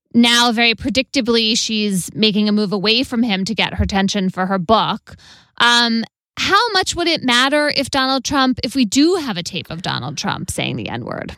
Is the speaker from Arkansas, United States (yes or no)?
no; Connecticut, United States; my home state of Connecticut